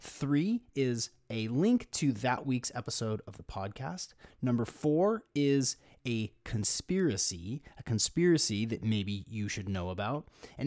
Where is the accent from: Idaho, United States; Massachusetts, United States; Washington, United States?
Washington, United States; here in my home state of Washington in Seattle